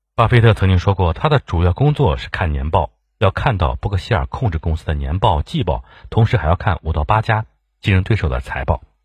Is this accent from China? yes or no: yes; China; 我们中国人